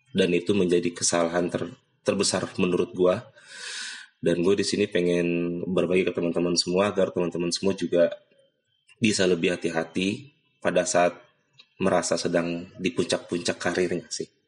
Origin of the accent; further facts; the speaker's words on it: Cengkareng, Jakarta, Indonesia; gue dari kecil bokap gue gede di Cengkareng gue gede di Cengkareng juga